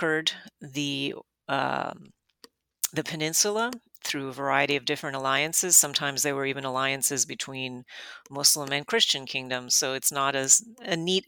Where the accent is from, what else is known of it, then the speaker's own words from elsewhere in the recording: Miami, Florida, United States; I grew up in Miami